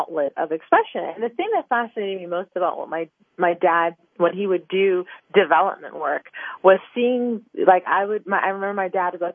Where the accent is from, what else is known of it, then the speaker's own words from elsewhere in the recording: Kensington, Maryland, United States; where I grew up, I grew up in Kensington, Maryland, which is a, you know, suburban neighborhood, in Maryland